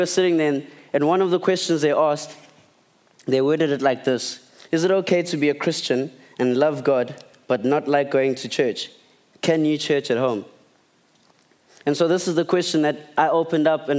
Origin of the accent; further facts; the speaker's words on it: Port Edward, KwaZulu-Natal, South Africa; also born or lived in Eastern Cape / Durban; we moved to Port Edward, down on the lower south coast when I was 6 years old. And I grew up there, and then I came to Durban for high school at DHS